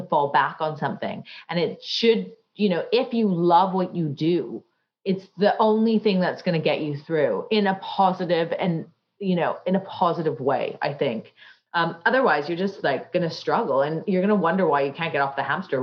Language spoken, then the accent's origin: English; Canada; now in London, United Kingdom; I grew up in Canada